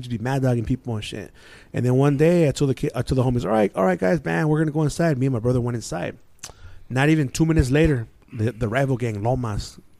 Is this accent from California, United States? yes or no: yes; San Gabriel, California, United States; I grew up in San Gabriel